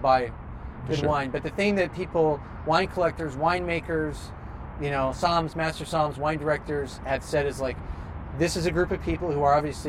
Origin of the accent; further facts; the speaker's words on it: just outside Seattle, Washington, United States; I was born just outside Seattle. Sean Kemp was my everything growing up.